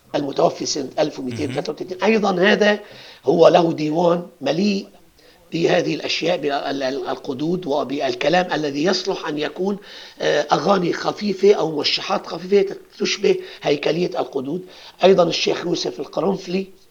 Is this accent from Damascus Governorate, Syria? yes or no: no; Aleppo, Aleppo Governorate, Syria; عندنا بحلب نقول هذا الكأس قد هذا الكأس